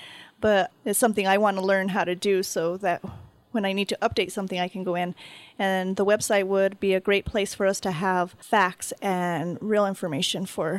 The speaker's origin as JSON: {"language": "English", "town": "San Cristobal", "region": "New Mexico", "country": "United States", "tie": "born or raised there", "said": "Yes. Yeah. I was raised in San Cristobal."}